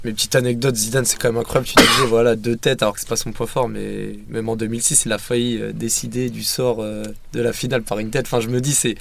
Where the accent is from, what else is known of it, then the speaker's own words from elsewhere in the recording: France; en tant que français